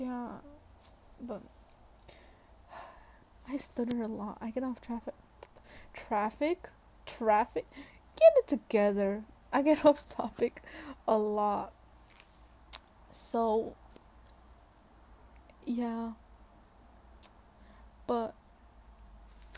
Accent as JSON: {"language": "English", "town": "Atlanta", "region": "Georgia", "country": "United States", "tie": "born or raised there", "said": "I am from Atlanta. I was born at Atlanta Medical Center"}